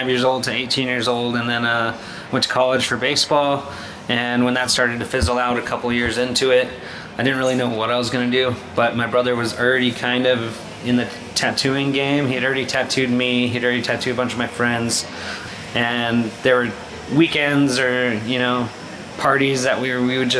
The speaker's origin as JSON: {"language": "English", "region": "New Mexico", "country": "United States", "said": "I'm from New Mexico."}